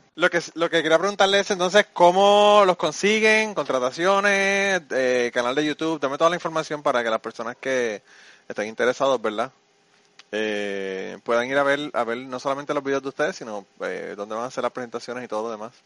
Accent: Puerto Rico; moved away; nosotros tenemos como boricuas

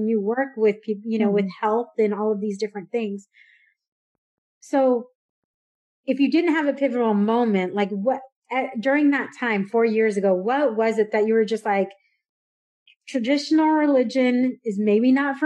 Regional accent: San Diego, California, United States; moved away as an adult; also born or lived in Dallas, Texas; I grew up in San Diego where we did use Chicano, Chicana

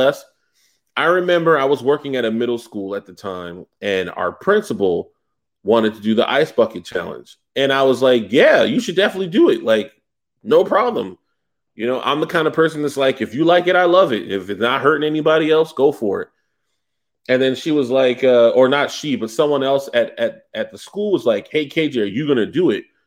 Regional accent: the South, United States; I'm from the South

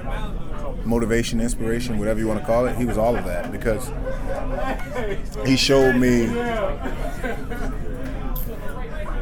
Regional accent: Washington, District of Columbia, United States; moved away; I grew up in Northwest D.C.

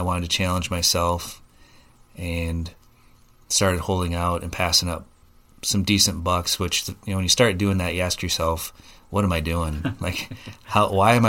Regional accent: Oregon, Wisconsin, United States; So I'm from the Oregon area, grew up here, went to high school, attended college at the UW, and worked for a company in Madison.

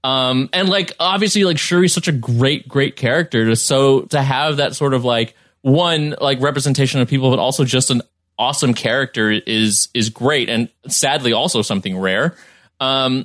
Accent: New York City, New York, United States; now in Los Angeles, United States; growing up in the Bronx and, you know, my family being Caribbean

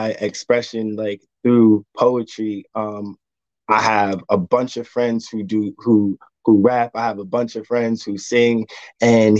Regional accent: New Jersey, United States; now in North Carolina, United States; I'm originally from New Jersey. I currently live in North Carolina.

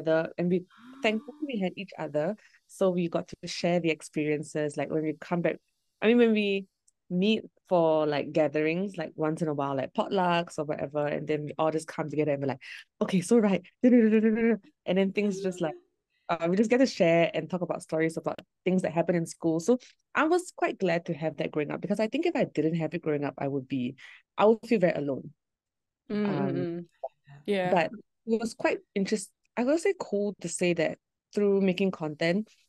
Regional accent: Singapore; I basically grew up in Singapore, so all my life, everything that I know, culture, all that, Singapore culture

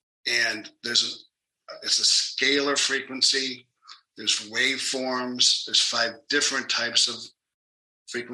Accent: New York, United States; also born or lived in Jackson, Mississippi; now in Phoenix, United States; I'm from New York, but I ended up in Jackson, Mississippi, which was actually a pretty good experience.

